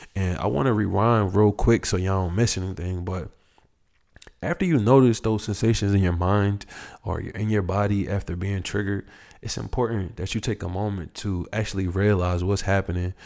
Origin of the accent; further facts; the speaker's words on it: United States; someone like myself that never grew up in Africa. Um, I was born here in the United States.